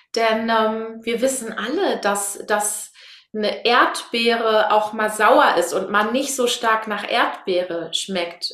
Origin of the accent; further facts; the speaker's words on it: Münsterland, North Rhine-Westphalia, Germany; Ich komme aus dem Münsterland